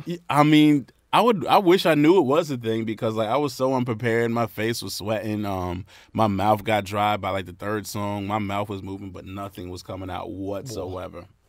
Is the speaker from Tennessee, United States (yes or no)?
no; Brentwood, New York, United States; also born or lived in Syosset, New York; now in North Carolina, United States; I was born in Syosset Hospital, but I'm from, born and raised, well, grew up in Brentwood